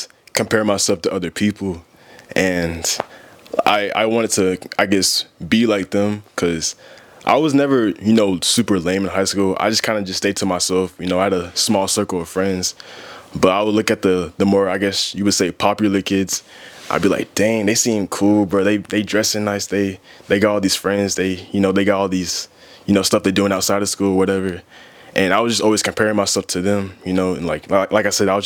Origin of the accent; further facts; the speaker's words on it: Marietta, Georgia, United States; I grew up in Marietta, Georgia